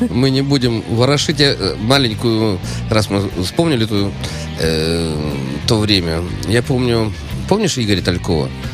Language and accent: Russian; Saint Petersburg, Russia; я питерский человек